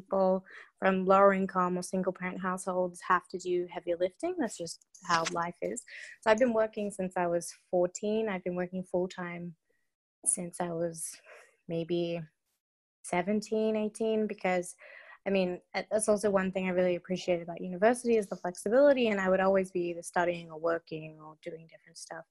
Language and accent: English; Perth, Western Australia, Australia; moved away as an adult; also born or lived in London, United Kingdom; now in Atlanta, United States; growing up in Perth